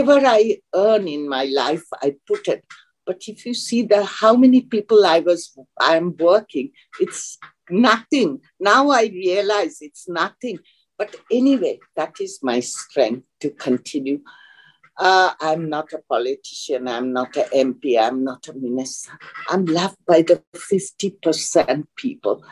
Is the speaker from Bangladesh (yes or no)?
yes; Bangladesh; moved away as an adult; also born or lived in Chittagong, Bangladesh / Italy; I grew up in Bangladesh, my childhood